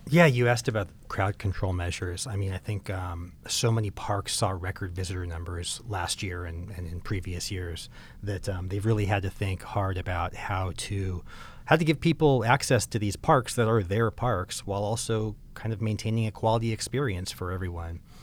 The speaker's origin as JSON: {"language": "English", "region": "Southern California", "country": "United States", "tie": "born or raised there", "said": "I grew up in Southern California"}